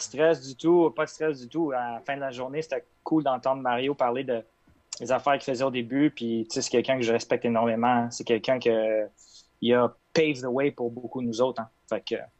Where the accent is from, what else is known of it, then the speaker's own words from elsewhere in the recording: Quebec, Canada; je suis québécois, mais ce côté-là vient de ma mère.